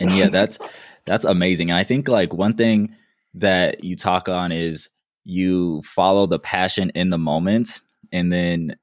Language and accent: English; Denver, Colorado, United States; moved away as an adult; also born or lived in Durham, North Carolina; I'm from Denver